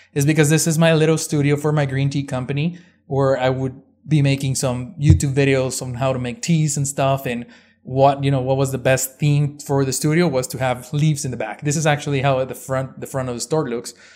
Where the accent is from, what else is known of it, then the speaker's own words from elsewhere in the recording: Ciudad Juarez, Chihuahua, Mexico; moved away as an adult; now in El Paso, United States; I was born and raised in Mexico, in Ciudad Juarez, right across from El Paso, Texas